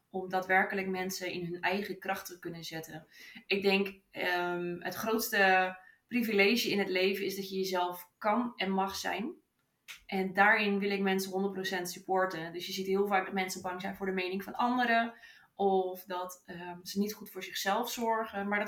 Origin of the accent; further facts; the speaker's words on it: Utrecht, Netherlands; Ik ben 32 jaar oud en ik kom uit Utrecht.